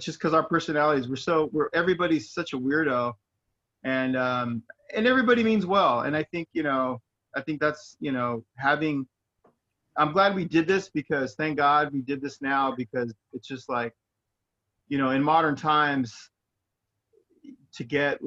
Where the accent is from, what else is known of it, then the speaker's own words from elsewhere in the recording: Inland Empire, California, United States; We're just idiots from the Inland Empire